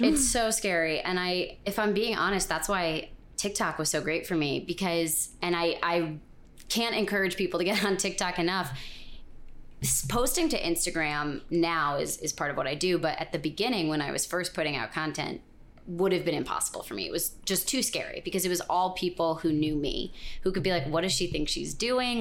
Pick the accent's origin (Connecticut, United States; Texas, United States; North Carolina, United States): Connecticut, United States; moved away as an adult; also born or lived in Vermont; now in New York, United States; growing up in Connecticut